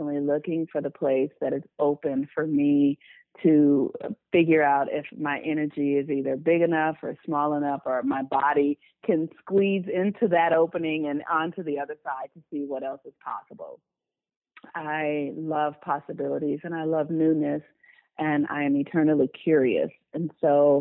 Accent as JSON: {"language": "English", "town": "Los Angeles", "region": "California", "country": "United States", "tie": "born or raised there", "said": "I was born and raised in Los Angeles, California. I still live in Los Angeles"}